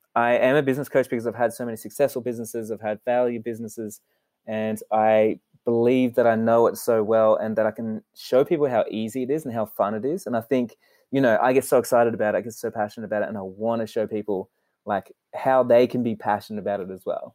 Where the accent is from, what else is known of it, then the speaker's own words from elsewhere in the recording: Sydney, New South Wales, Australia; I was born in Sydney, Australia, and we were in a super poor family.